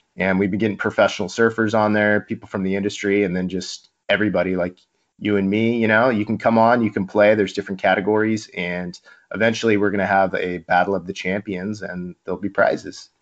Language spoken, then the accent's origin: English; Mission Viejo, California, United States; I grew up in Mission Viejo, a missionite, an inland kid